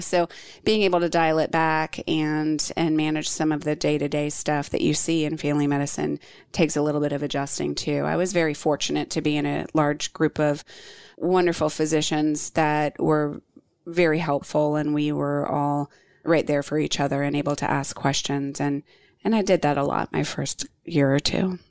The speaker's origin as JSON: {"language": "English", "town": "Virginia Beach", "region": "Virginia", "country": "United States", "tie": "born or raised there", "moved": "as an adult", "lives_now": "Charlotte, United States", "said": "close to where I grew up in Virginia Beach"}